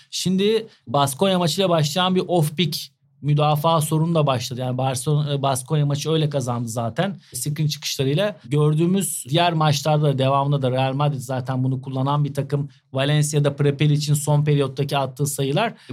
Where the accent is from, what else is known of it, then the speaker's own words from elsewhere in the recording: Turkey; Şimdi farklı bir mağlubiyet olduğunda biz biraz Türküz, duygusalız.